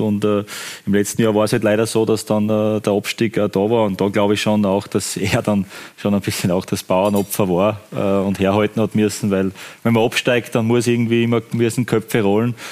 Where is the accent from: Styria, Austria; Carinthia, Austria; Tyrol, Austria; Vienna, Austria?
Styria, Austria; für mich als Steirer